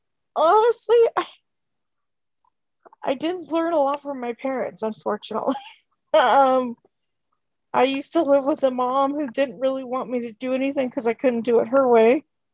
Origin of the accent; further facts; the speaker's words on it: Coos Bay, Oregon, United States; born there; I was born in Coos Bay, Oregon, but I moved to not where I currently live, but kind of around there in 1989.